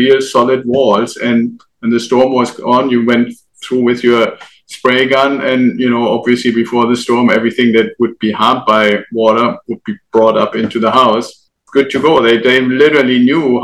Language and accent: English; Germany; moved away as an adult; now in United States; I'm originally from Germany. And when I first came to the US